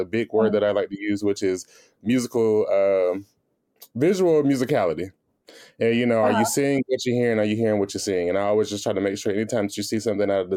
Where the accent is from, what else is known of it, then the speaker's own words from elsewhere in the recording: Greensboro, North Carolina, United States; I'm from Greensboro, North Carolina